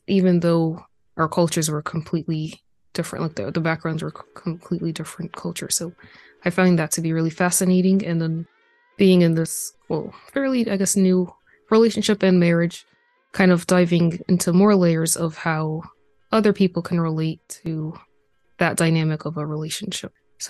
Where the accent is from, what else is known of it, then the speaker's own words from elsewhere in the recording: United States; I am a first generation American. My parents were born in West Africa and Ivory Coast, and I was born in America.